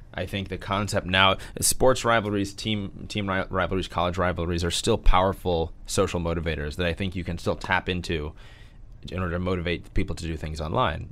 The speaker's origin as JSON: {"language": "English", "town": "St. Louis", "region": "Missouri", "country": "United States", "tie": "born or raised there", "said": "I grew up in Saint Louis, uh, Missouri."}